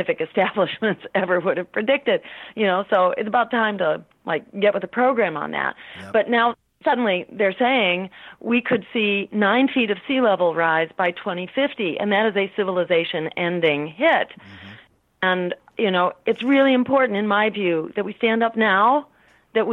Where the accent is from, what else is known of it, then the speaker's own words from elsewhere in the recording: Massachusetts, United States; my home state, in Massachusetts